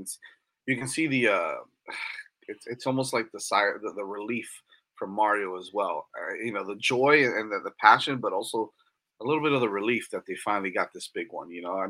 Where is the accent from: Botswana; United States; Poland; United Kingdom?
Botswana; I'm from Botswana.